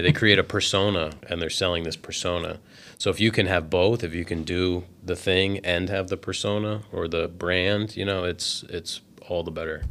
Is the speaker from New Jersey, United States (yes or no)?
yes; New Jersey, United States; we're from New Jersey, and we live right on the coast